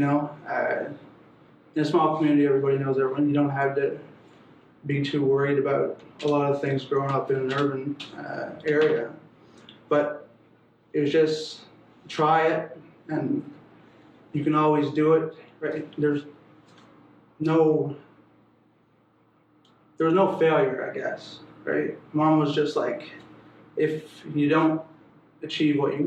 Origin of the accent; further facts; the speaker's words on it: Newfoundland and Labrador, Canada; moved away as an adult; also born or lived in Quebec / Victoria, British Columbia; now in Halifax, Canada; I grew up in rural Labrador, small community, 350 people or so.